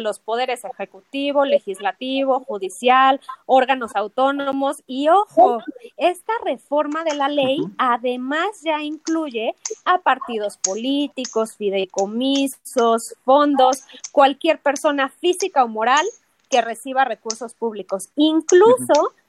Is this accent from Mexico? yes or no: yes; Mexico; nosotros como mexicanos